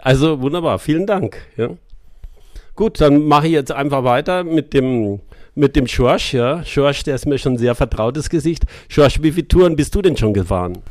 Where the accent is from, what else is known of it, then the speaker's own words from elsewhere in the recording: Munich, Bavaria, Germany; Bin aus München